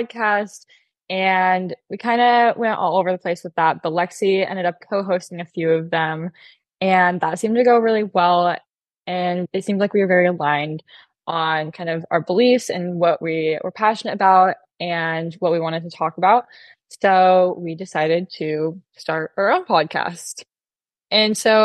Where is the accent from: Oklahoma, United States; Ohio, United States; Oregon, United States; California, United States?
Oregon, United States; Corvallis; I grew up in Corvallis, Oregon